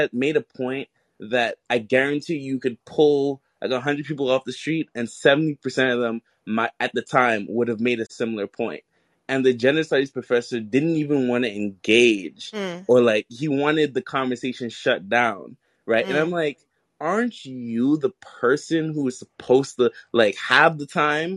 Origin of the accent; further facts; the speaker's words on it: New York City, New York, United States; I'm from New York City